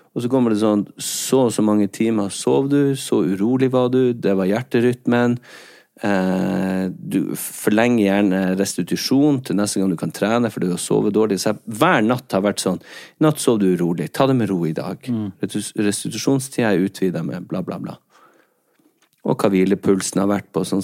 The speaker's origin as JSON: {"language": "Norwegian", "town": "Skjerstad", "region": "Nordland", "country": "Norway", "said": "Akkurat på den flekken der jeg er fra"}